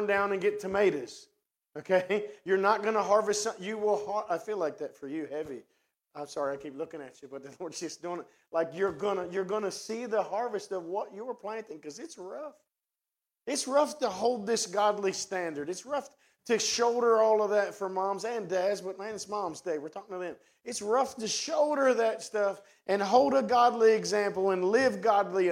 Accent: West Virginia, United States; accent: hillbilly; also born or lived in Martinsburg, West Virginia; now in Cumberland, United States; That's my hillbilly language. I'm from West Virginia

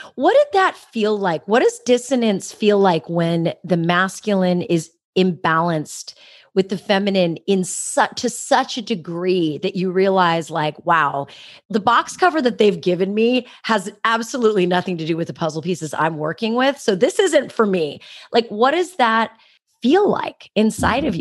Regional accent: San Jose, California, United States; my hometown, San Jose

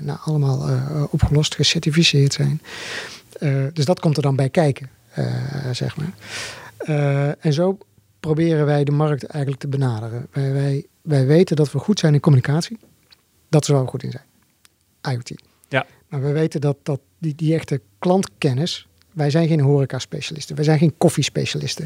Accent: Zundert, North Brabant, Netherlands; Wij komen uit Sundert, oh dorp, hier vlakbij

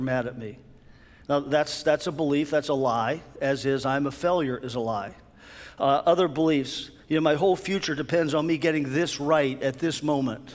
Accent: near Pittsburgh, Pennsylvania, United States; I grew up near Pittsburgh

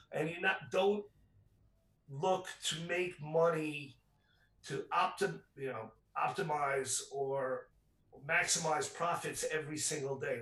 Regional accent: New York City, New York, United States; I grew up in Rockaway Beach

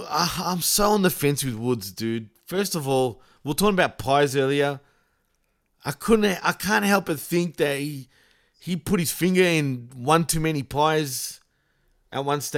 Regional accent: Melbourne, Victoria, Australia; accent: Australian; yes, I'm Australian. Yes, I've got an Australian accent

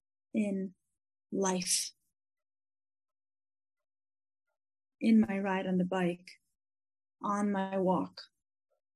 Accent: Israel; first language English; It's English, but growing up in Israel.

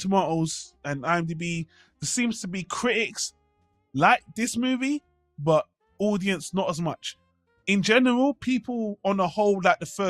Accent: United Kingdom; I'm British

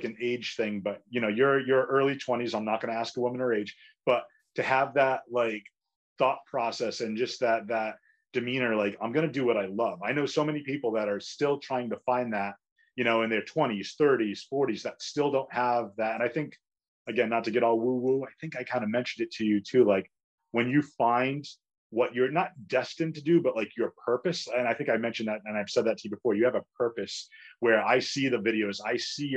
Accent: Fall River, Massachusetts, United States; also born or lived in Somerset, Massachusetts; in our hometown or my hometown.

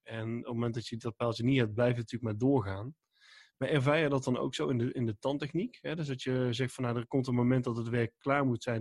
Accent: 's-Hertogenbosch, North Brabant, Netherlands; ik kom uit Den Bosch

